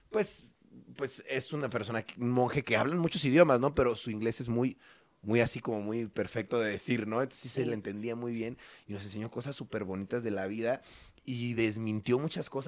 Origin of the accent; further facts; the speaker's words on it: Mexico; son como, como los mexicanos, que somos lindos, son muy amables